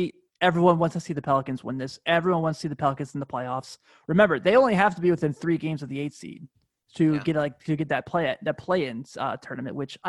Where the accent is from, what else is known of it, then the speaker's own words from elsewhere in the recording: Cincinnati, Ohio, United States; We grew up in Cincinnati